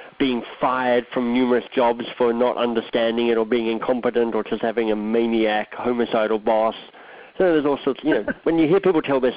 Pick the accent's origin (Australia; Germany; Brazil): Australia; moved away as an adult; also born or lived in Oxford, England / Boston, United States; now in Toronto, Canada; I'm Australian by birth. Grew up there, went to high school there, went to university there